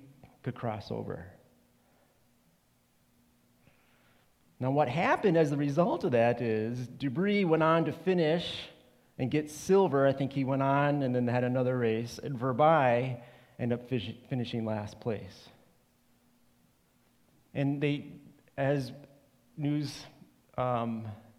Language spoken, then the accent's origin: English; Rochester, Minnesota, United States; I'm from Rochester, Minnesota